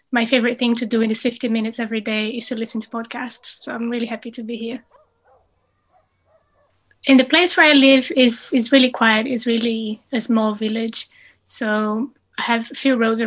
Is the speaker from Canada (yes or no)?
no; Brazil; English is a second language; moved away as an adult; also born or lived in Cambridge, United Kingdom; now in United Kingdom; I finished my undergrad in biology back in Brazil